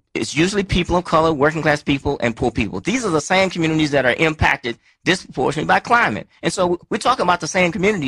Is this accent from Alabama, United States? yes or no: yes; Alabama, United States; I'm from Alabama